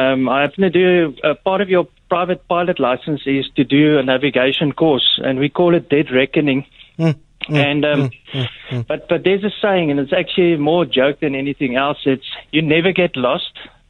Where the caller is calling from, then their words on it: Durbanville, Western Cape, South Africa; Hi, it's actually, I'm from Durban. How are you doing?